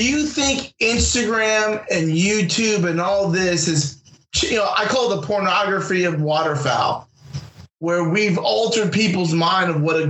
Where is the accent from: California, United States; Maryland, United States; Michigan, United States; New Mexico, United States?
California, United States; my home state of California